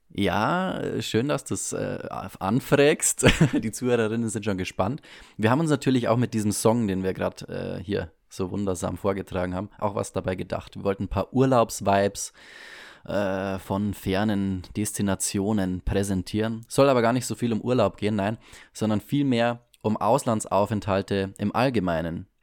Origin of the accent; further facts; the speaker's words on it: Bavaria, Germany; bei uns in Bayern